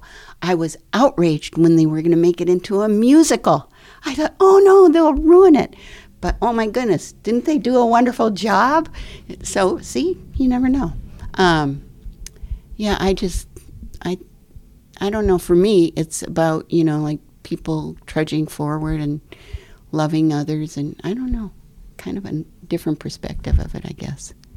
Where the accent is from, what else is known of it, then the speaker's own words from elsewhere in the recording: Midwest, United States; I grew up in the Midwest in a very middle class surroundings